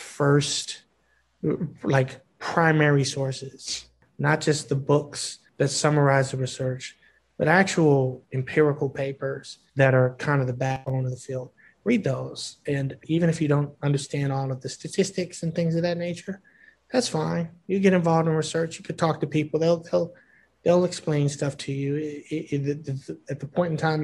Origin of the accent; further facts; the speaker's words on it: Hyattsville, Maryland, United States; also born or lived in Ithaca, New York; I grew up in Hyattsville, Maryland